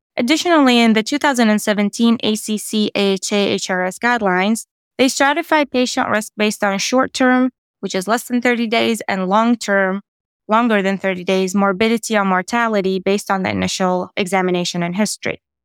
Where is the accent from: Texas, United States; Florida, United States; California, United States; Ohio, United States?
Ohio, United States; Columbus; I'm from Columbus, Ohio